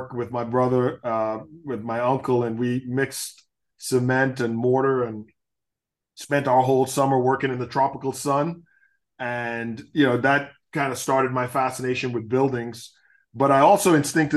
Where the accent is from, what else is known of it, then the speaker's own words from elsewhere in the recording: Nassau, New Providence, Bahamas; moved away; I grew up in Nassau. We grew up in a neighborhood called Chippingham